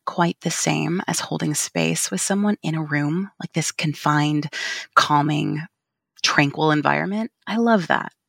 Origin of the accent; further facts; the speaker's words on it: California, United States; also born or lived in Portland / Texas; now in Vancouver, Washington, United States; I'm originally from California